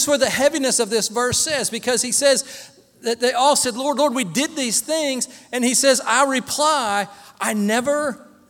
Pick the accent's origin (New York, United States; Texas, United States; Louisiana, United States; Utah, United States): Texas, United States; Dallas; I was born in Dallas, Texas